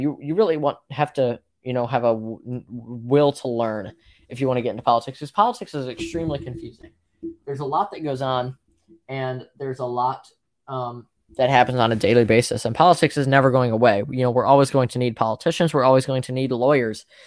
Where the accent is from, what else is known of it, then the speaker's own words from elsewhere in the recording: Ohio, United States; I'm from Ohio